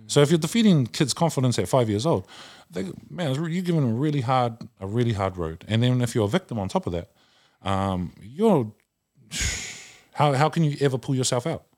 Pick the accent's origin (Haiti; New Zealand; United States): New Zealand; Auckland; I am, uh, half caste from South Oakland and we weren't raised the same way